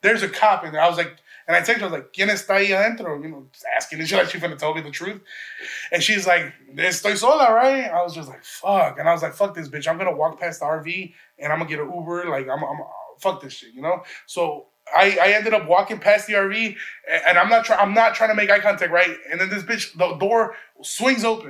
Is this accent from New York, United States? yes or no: no; Chicago, Illinois, United States; I'm from Chicago visiting.